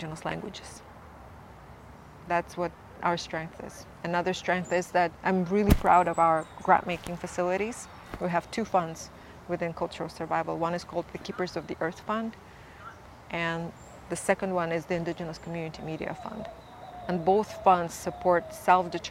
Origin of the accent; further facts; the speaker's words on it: Buryat, Siberia, Russia; I come from the Abzai clan of the Ihirit Nation of Buryat peoples. We're peoples in Siberia on both sides of Lake Baikal.